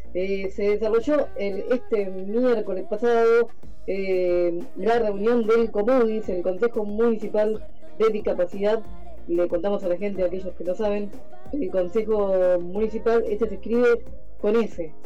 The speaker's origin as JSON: {"language": "Spanish", "town": "Mar del Plata", "region": "Buenos Aires Province", "country": "Argentina", "said": "Somos eh, ciudadanos de Mar del Plata"}